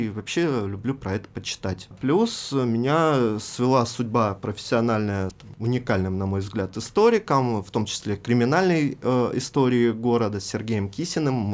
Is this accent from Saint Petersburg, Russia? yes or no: no; Rostov-on-Don, Rostov Oblast, Russia; also born or lived in Belarus; Я родился в Беларуси, но э, с нуля лет живу в Ростове.